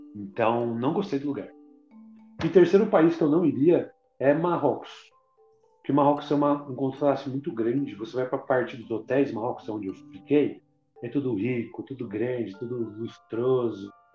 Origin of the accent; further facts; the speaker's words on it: Brazil; also born or lived in Portugal; sou brasileiro